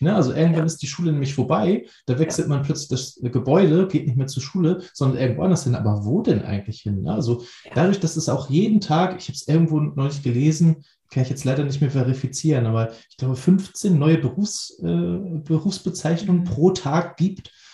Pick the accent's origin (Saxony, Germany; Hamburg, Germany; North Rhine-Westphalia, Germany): Hamburg, Germany; Ich als Hamburger